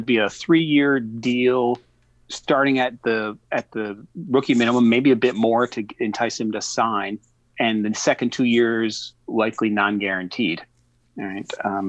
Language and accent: English; Syracuse, New York, United States; So I am not a native Houstonian. I'm a little bit of a different journey to Rockets fandom. I grew up in Syracuse, New York, and was a college basketball fan growing up. No NBA up there.